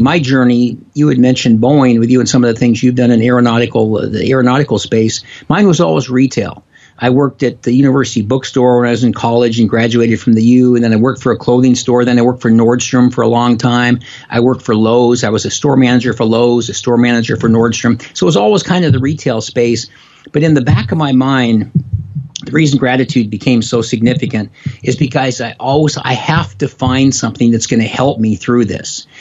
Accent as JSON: {"language": "English", "town": "Spokane", "region": "Washington", "country": "United States", "tie": "born or raised there", "also_born_or_lived": "Seattle, Washington / Bothell, Washington", "lives_now": "Issaquah, United States", "said": "I grew up in Spokane, Washington. I now live in Seattle area, actually in Issaquah"}